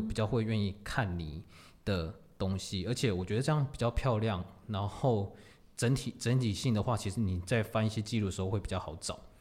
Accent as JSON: {"language": "Chinese", "town": "Tamsui", "region": "New Taipei", "country": "Taiwan", "tie": "born or raised there", "said": "T S 二五一就是我的家乡淡水"}